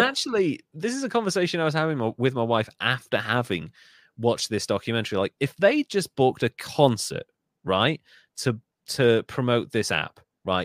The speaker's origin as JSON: {"language": "English", "country": "United Kingdom", "said": "I love being British"}